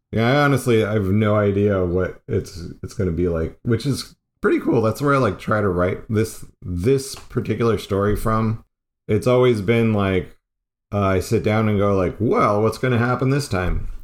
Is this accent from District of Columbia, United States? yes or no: no; Arizona, United States; I grew up in Arizona